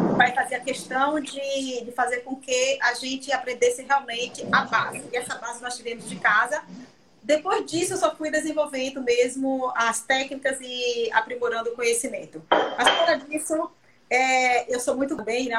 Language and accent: Portuguese; Canavieiras, Bahia, Brazil; also born or lived in Mascote, Bahia; Eu sou da região de Canavieiras, né? Eu, eu nasci em uma ah, fazenda que chama. É, ah, eu nasci numa, numa fazenda no distrito de Mascote